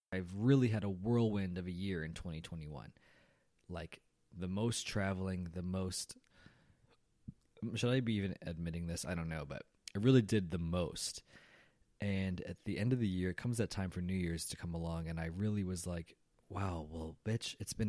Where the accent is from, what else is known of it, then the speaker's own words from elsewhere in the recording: Chicago, Illinois, United States; I came from Chicago, which was already cold, and Dallas was just as cold.